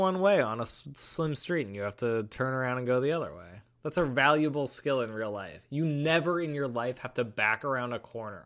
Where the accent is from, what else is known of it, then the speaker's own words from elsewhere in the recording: Washington, United States; moved away; I'm from Washington State